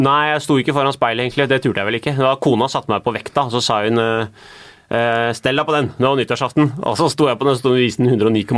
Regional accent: Norway; Jeg er den første generasjonen som er født og oppvokst i Norge

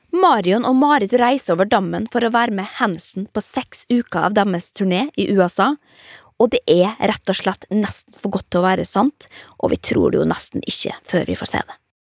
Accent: Molde, Møre og Romsdal, Norway; stuevinduet mitt hjemme i Molde

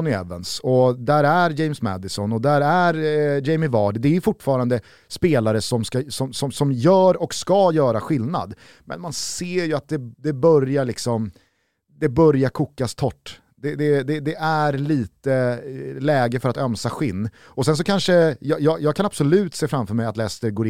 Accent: Sweden; Som svensk

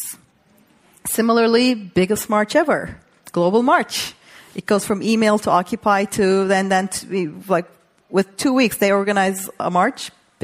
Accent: Turkey; moved away; also born or lived in New York; I grew up in Turkey

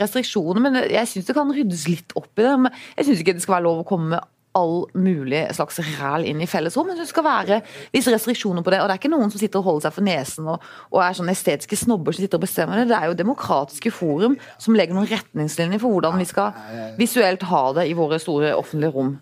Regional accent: Arendal, Agder, Norway; min hjemby Erndal

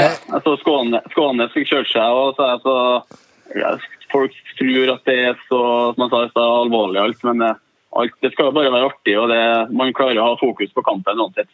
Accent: Trøndelag, Norway; vi er ydmyke, vi trønderne

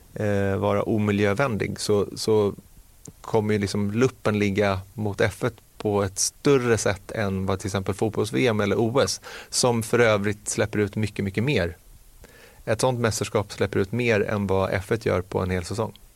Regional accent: Sweden

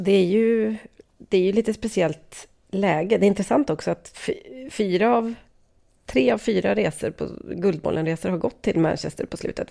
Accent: Sweden; som svensk

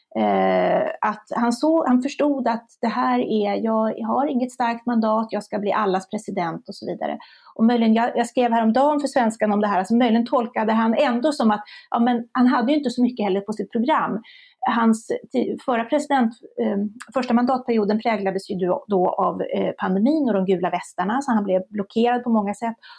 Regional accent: Sweden; vi svenskar

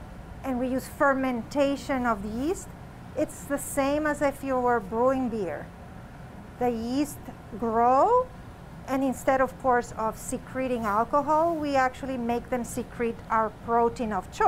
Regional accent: Honduras; moved away; I grew up in Honduras

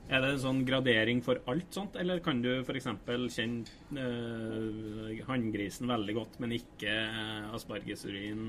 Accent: Levanger, Trøndelag, Norway; bygda der jeg kommer fra, Levanger.

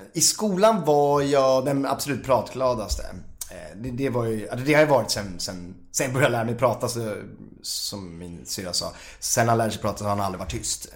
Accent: Huddinge, Stockholm County, Sweden; jag bor i Huddinge då och åker in till stan och går med 20 eh, tjejer. Jag är ensam kille. Oj. Och 20 tjejer går på showdans. Mm när alla mina kompisar, jag är från Huddinge

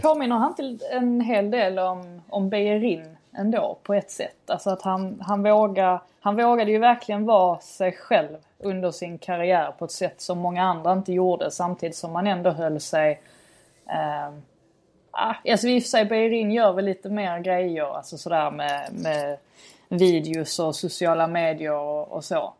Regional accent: Sweden; som svensk

